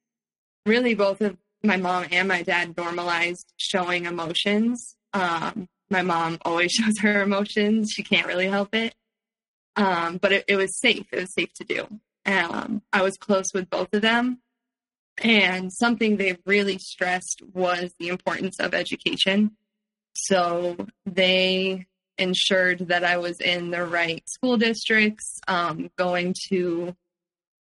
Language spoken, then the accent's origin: English; Palo Alto, California, United States; also born or lived in San Francisco; I grew up in Palo Alto and then moved to San Francisco later on.